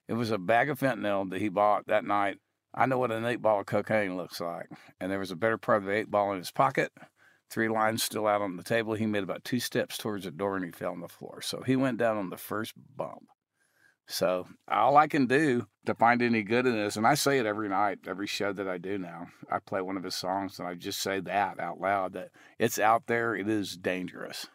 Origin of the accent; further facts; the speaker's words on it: Texas, United States; I grew up in Texas hunting and fishing